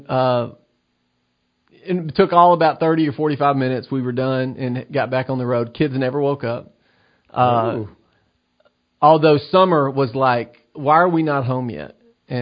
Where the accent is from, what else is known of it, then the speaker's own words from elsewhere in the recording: United States; I'm an American.